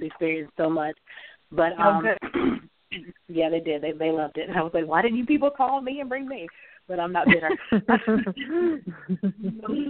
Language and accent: English; North Carolina, United States; I was born and raised in North Carolina.